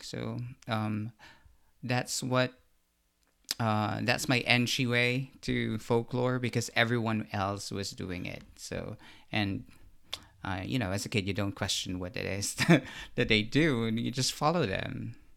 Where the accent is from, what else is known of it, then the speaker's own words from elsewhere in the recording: Central Luzon, Philippines; I grew up in Bulacan, in the Philippines